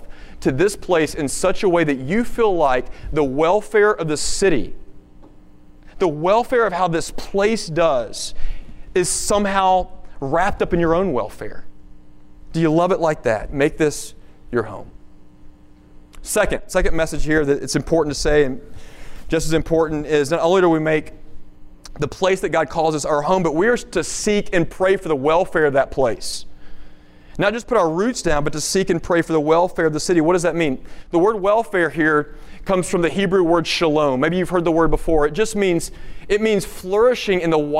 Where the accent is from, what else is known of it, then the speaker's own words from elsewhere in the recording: Nashville, Tennessee, United States; now in Dallas, United States; I'm from Tennessee, and so my heartstrings are kind of pulled toward the hills of the Mid-South a little bit. I'm fourth generation Nashvillian